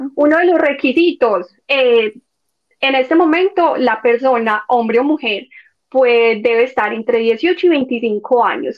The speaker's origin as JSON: {"language": "Spanish", "town": "Medellín", "region": "Antioquia", "country": "Colombia", "also_born_or_lived": "Netherlands", "accent": "paisa", "said": "yo soy paisa, y yo soy de Medellín, y ustedes me escuchan y van a saber que yo soy de Medellín"}